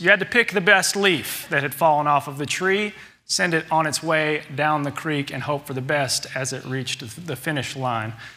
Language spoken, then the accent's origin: English; Little Rock, Arkansas, United States; glad to have grown up here in Little Rock